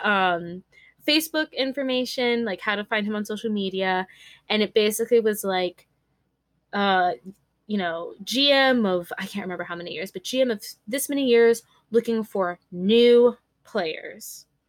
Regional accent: California, United States; I was born and raised in California.

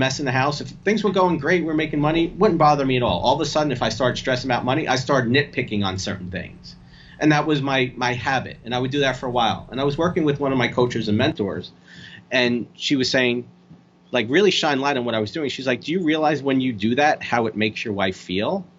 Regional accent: New Jersey, United States; also born or lived in Bronx, New York; I was born in the Bronx. I'm Italian and from New Jersey

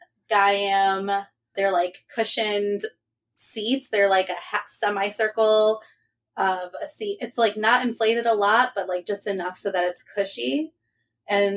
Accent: Michigan, United States; I am from Michigan.

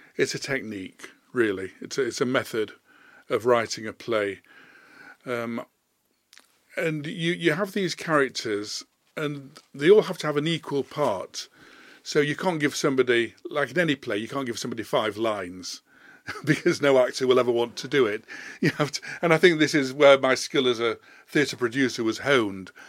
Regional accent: Leeds, Yorkshire and the Humber, United Kingdom; moved away as an adult; also born or lived in London; I was born in Leeds. I was born at Leeds Maternity Hospital in Hyde Terrace, which I think no longer exists. So I've lived in Leeds most of my life

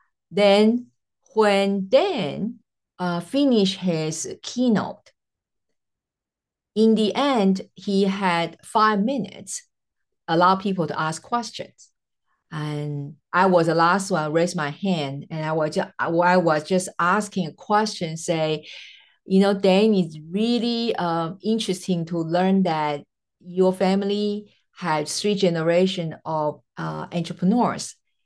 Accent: Taiwan; first language Mandarin; English is a second language; also born or lived in Jamaica; now in United States; well, I am originally from Taiwan, so my mother tongue is Mandarin. But after relocating over 3 continents and 3 states in USA plus Jamaica, you can pretty much just figure out all my messed up accent, right?

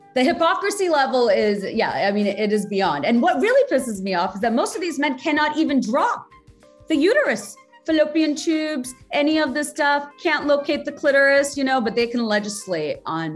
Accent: Bangladesh; now in United States; growing up in Bangladesh

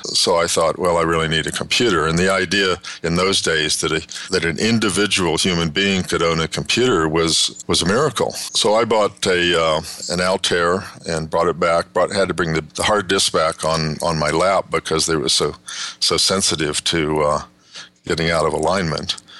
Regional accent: Kansas, United States; moved away as an adult; also born or lived in West Texas / Southern California / Northern California; I grew up in West Texas and Kansas, went to high school in Kansas

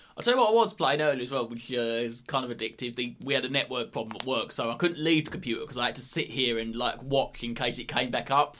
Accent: Essex, East of England, United Kingdom; we're from Greater London, but we're actually from Essex.

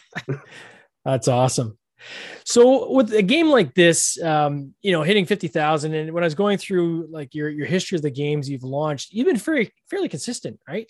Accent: Canada; We're both Canadian

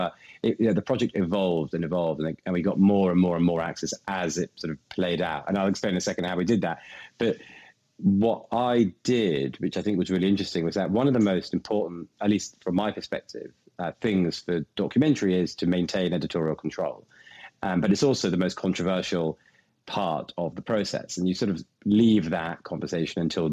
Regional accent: England, United Kingdom; me being English and foreign

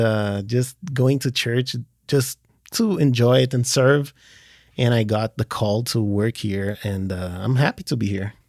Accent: Portugal; born or raised there; moved away as an adult; also born or lived in Brazil / France / Switzerland

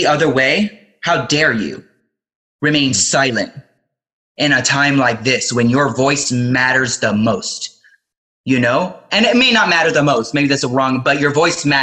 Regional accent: Miami, Florida, United States; even though I identify as an American and I was born in Miami, Florida

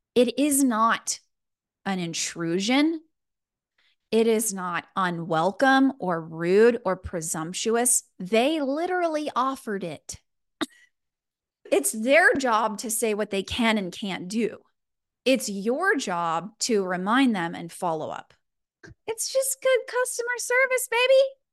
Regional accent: Houston, Texas, United States; moved away as an adult; now in Los Angeles, United States; I'm originally from Houston, so you'll hear a little bit of that spice, 'cause that's where I'm from. Born and raised

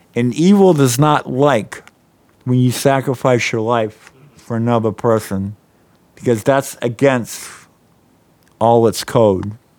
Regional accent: Norfolk, Virginia, United States; I grew up in Norfolk, Virginia

